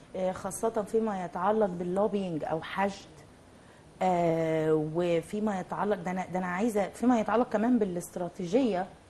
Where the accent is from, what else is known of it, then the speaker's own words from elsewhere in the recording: Egypt; في بلدنا